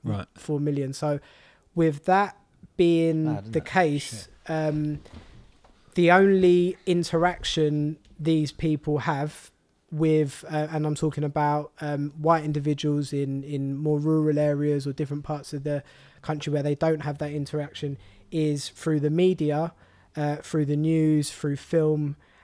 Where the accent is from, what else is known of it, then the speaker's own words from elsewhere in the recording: Walthamstow, London, United Kingdom; I was born and raised in Walthamstow, but then because of my parents wanted to move us to more of an affluent area